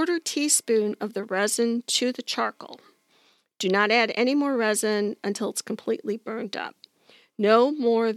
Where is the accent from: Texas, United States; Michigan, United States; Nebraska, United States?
Michigan, United States; Detroit; I'm from Detroit